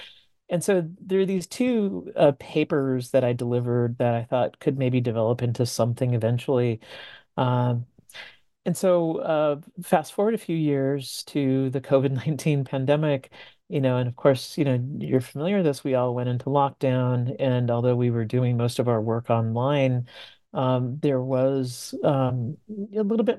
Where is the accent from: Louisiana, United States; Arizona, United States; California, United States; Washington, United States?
California, United States; I grew up in Southern California, being of Mexican American heritage, and a lot of my friends were also into this music at that time.